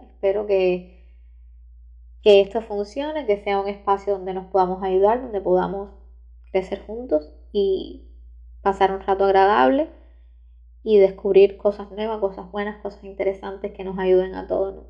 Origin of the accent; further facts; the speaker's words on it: Cuba; soy cubana, soy estudiante de Derecho en la Universidad de La Habana, aquí en Cuba